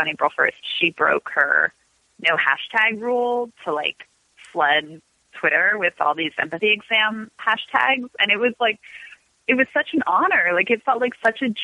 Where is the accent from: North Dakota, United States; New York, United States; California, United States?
California, United States; Los Angeles; also born or lived in Washington, District of Columbia, United States; we moved, my family literally drove across the country when I was 5. So I grew up